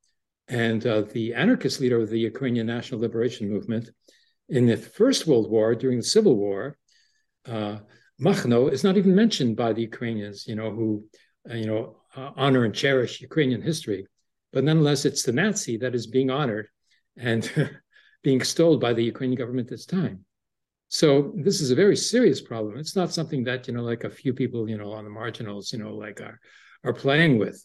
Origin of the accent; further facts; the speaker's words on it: Toronto, Ontario, Canada; also born or lived in Breslau, Germany; I was raised in Toronto, although I was conceived in a refugee camp in Breslau, Germany, after the war